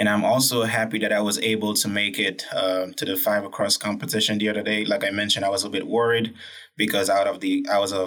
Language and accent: English; Haiti; I'm from Haiti, right? A country with a poor economic background, but a beautiful country